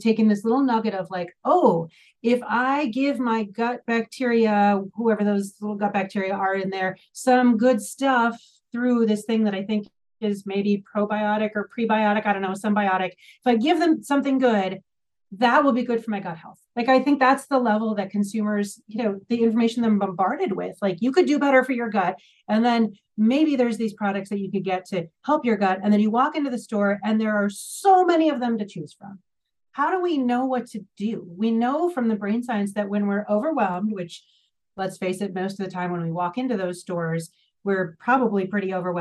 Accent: Minnesota, United States; I'm from Minnesota, the land of Target

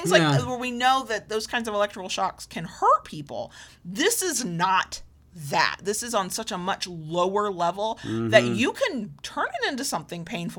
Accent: the South, United States; accent: slight Southern; my slight Southern accent

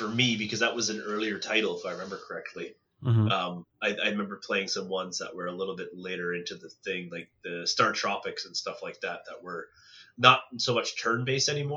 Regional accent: Cobourg, Ontario, Canada; also born or lived in Baltimore, Ontario; when I grew up in Coburg

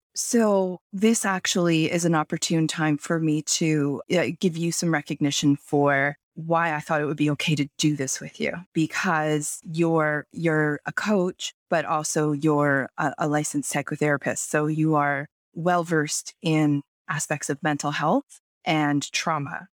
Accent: Toronto, Ontario, Canada; moved away as an adult; now in Kelowna, Canada; I moved from Toronto where I was born and raised and lived, like, the first thirty-seven or thirty-eight years of my life

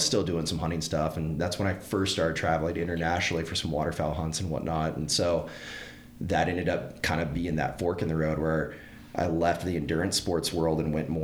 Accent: Northeast Texas, United States; as a kid growing up in Northeast Texas

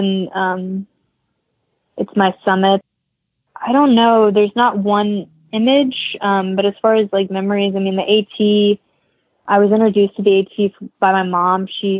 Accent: Appalachians, United States; And I grew up in the Appalachians. I lived there when I went to App State, and I went to UTC. I went to University of Tennessee in Chattanooga. So, I mean, I grew up going there.

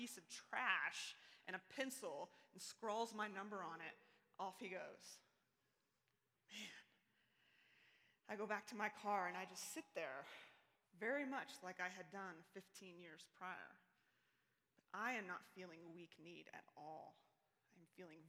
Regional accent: Ada, Oklahoma, United States; moved away as an adult; now in Colorado Springs, United States; about 15 years after I left, I found myself headed back to Ada, Oklahoma

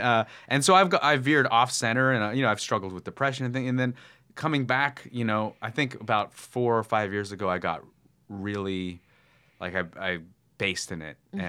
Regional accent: Petaluma, California, United States; also born or lived in Chicago; my mom took me to San Francisco, where I grew up in the Bay Area in like wine country, Sonoma County, Petaluma

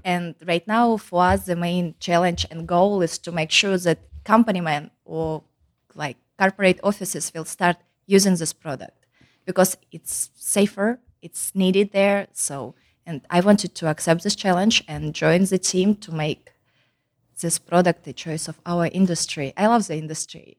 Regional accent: Kazakhstan; English is a second language; moved away as an adult; also born or lived in Louisiana; now in United States; as you can hear by my accent, I am not originally from the United States. I am coming from Kazakhstan

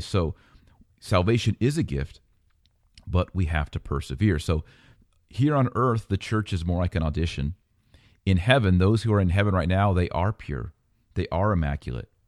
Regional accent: United States; I'm an American

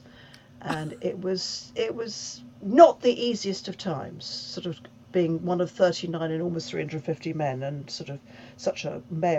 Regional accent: United Kingdom; And obviously I am British and I feel it, but I could never describe myself as English.

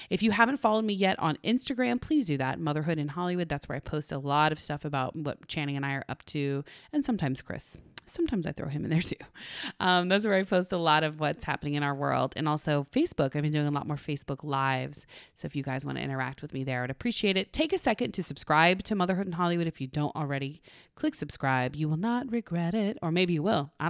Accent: Canada; I am Canadian.

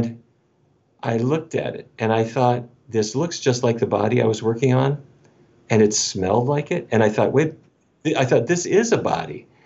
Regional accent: North Dakota, United States; moved away as an adult; also born or lived in Minneapolis; I grew up in North Dakota

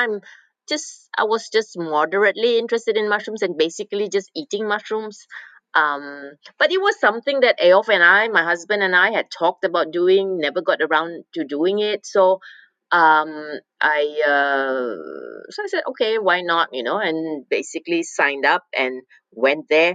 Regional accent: Malaysia; moved away as an adult; now in Norway; I was born in Malaysia. I came to Norway, and as an exchange student when I was 18

